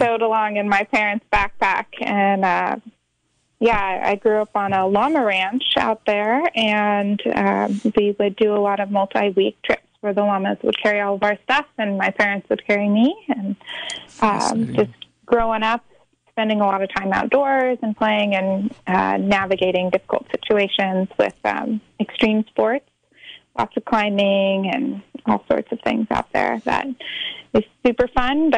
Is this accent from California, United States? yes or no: yes; Mammoth Lakes, California, United States; also born or lived in Sacramento, California; now in Mendocino County, United States; I'm originally from the Mammoth Lakes area outside of Yosemite